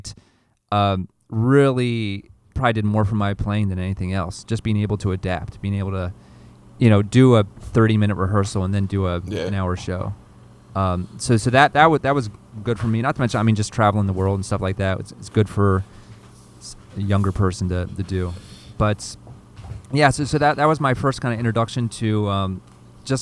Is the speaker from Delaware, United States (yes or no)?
yes; Delaware, United States; moved away; also born or lived in Philadelphia; I grew up in Delaware, you know, about an hour south of Philadelphia